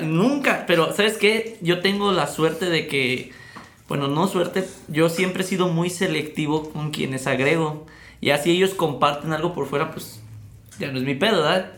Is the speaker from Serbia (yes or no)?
no; Mexico City, Mexico; accent: chilango; Hablan como chilangos, güey, cosas así. O sea, no todos hablamos así